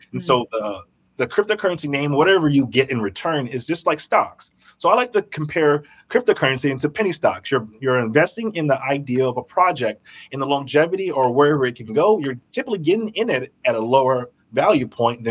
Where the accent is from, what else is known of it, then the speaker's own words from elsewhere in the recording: Burnsville, Minnesota, United States; also born or lived in Memphis, Tennessee; I grew up in Burnsville, Minnesota.